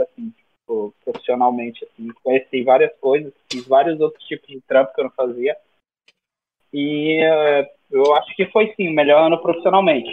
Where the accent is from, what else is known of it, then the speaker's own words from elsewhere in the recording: Northeast Region, Brazil; moved away; eu sou do Nordeste